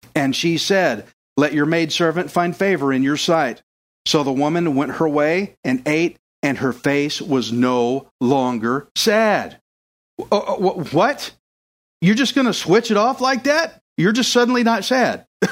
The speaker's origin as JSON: {"language": "English", "region": "Texas", "country": "United States", "said": "I'm from Texas, I'm redneck as it gets"}